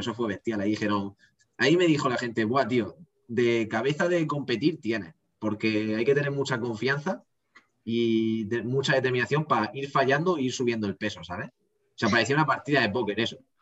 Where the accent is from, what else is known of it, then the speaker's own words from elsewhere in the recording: Region of Murcia, Spain; dije que era de Murcia